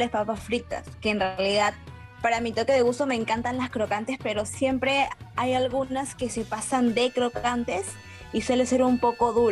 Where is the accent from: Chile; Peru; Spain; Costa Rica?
Peru; Claro, mira, como buen peruano me gusta comer bastante, ¿ya?